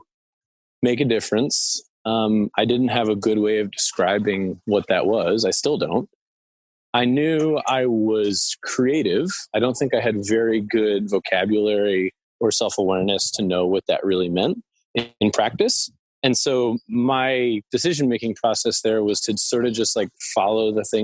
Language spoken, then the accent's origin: English; Summit, New Jersey, United States; moved away as an adult; also born or lived in New York City / Rhode Island / Boston; I grew up in Summit, New Jersey. I was born in New York City